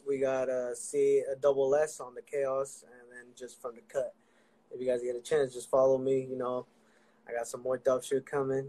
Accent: San Francisco, California, United States; San Francisco, California.

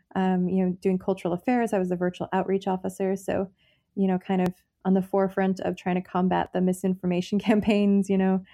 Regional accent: United States; as an American

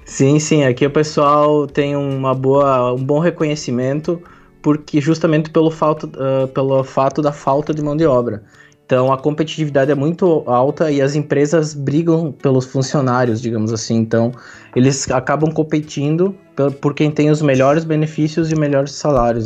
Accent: Marau, Rio Grande do Sul, Brazil; moved away as an adult; also born or lived in Portugal; now in Brussels, Belgium; sou marauense, nasci aí, sou da, um, sou oriundo lá do, do bairro da Metasa

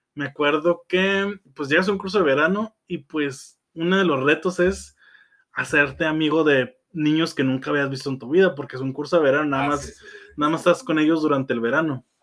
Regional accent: Tijuana, Baja California, Mexico; born or raised there

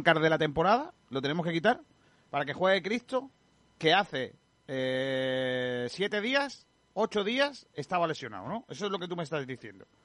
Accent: Málaga, Andalusia, Spain

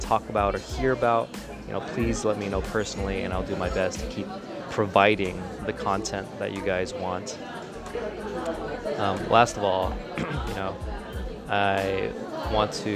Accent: United States; growing up in America

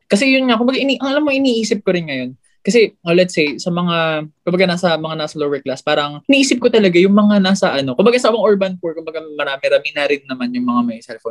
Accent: Aurora, Central Luzon, Philippines; Dito kasi sa amin sa Aurora

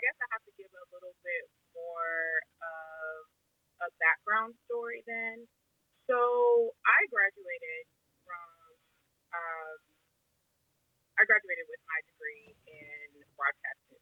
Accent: Omaha, Nebraska, United States; moved away as an adult; now in Santa Clarita, United States; I am from Omaha, Nebraska. I'm currently living in Santa Clarita, California. I moved here about 5 years ago

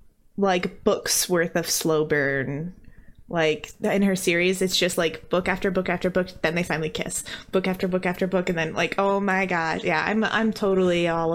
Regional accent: Midwest, United States; I'm from the Midwest, really? And I make up sounds for vowels depending on what consonant comes before or after them.

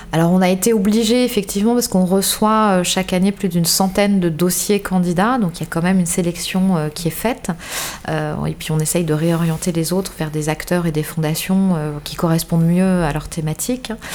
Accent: Paris, Île-de-France, France; moved away as an adult; now in Bordeaux, France; je viens de, je viens de Paris, comme beaucoup de Bordelais aujourd'hui. Je viens de Paris. Je suis arrivée à Bordeaux il y a, sept 7 ans maintenant

